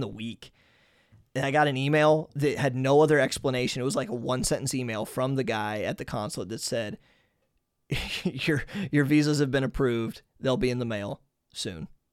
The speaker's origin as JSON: {"language": "English", "country": "United States", "moved": "as an adult", "lives_now": "Hungary", "said": "as an American"}